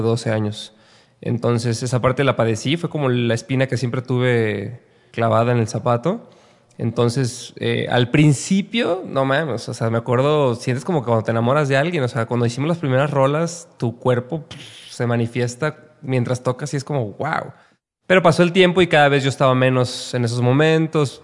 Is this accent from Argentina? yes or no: no; Guadalajara, Jalisco, Mexico; moved away as an adult; also born or lived in Mexico City; Soy de Guadalajara. Nací en Guadalajara.